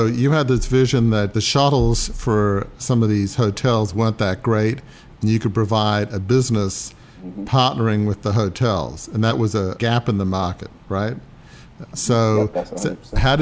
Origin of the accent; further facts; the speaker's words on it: Australia; moved away; I'm from Australia originally